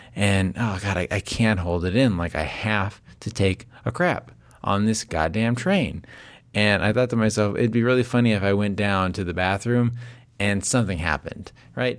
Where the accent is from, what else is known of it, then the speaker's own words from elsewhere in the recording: Las Vegas, Nevada, United States; now in Northern California, United States; I live in Northern California. I grew up in Las Vegas